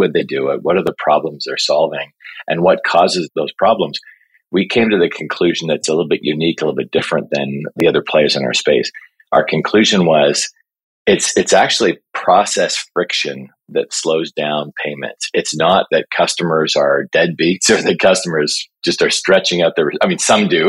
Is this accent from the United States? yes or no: no; Toronto, Ontario, Canada; I was born and raised here in Toronto